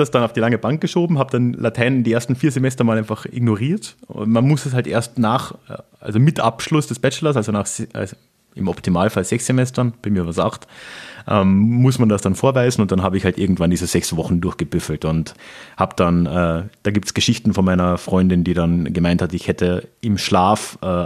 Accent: Carinthia, Austria; das war halt so ein mittelalterliches Ding über eine Herzogseinsetzung in meiner Heimatregion in äh, Kärnten.

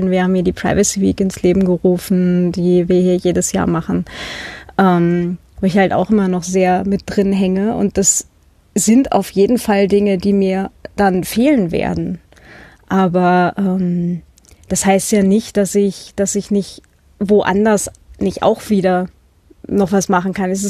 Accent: Hannover, Lower Saxony, Germany; moved away as an adult; now in Vienna, Austria; Studium hatte ich zwar gerade durch, das hatte ich halt noch in der Gegend gemacht, wo ich herkomme, also Hannover, und bin dann äh, zum Doktorat nach Wien.

